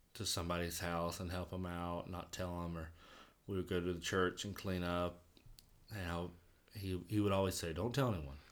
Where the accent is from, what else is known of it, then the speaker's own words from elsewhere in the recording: Vidalia, Georgia, United States; growing up in Vidalia